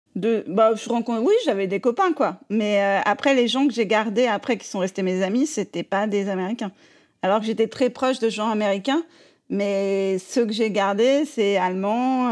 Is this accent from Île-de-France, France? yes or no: yes; Paris, Île-de-France, France; moved away as an adult; also born or lived in Vosges; now in New York, United States; Moi, je suis une vraie, vraie parisienne